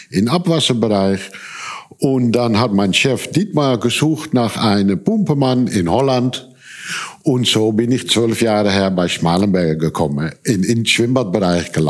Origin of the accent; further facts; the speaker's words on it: Indonesia; German is a second language; also born or lived in Amsterdam / Hong Kong / Taiwan / Netherlands; ich bin in Amsterdam geboren, als Kind aufgewachsen in Indonesien. Dann sind wir umgezogen nach, nach Hongkong.